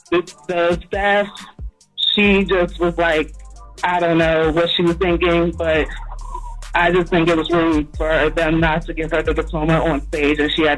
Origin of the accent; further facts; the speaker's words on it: Philadelphia, Pennsylvania, United States; So, I'm from Philadelphia, so I know exactly the schools that had the ceremony where the kids were dancing.